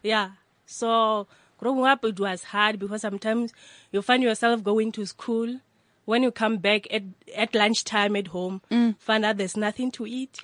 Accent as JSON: {"language": "English", "region": "Limpopo", "country": "South Africa", "tie": "born or raised there", "moved": "as an adult", "lives_now": "Johannesburg, South Africa", "said": "I grew up at Limpopo, rural areas. Mm. Uh, the name of the place is Ratoge."}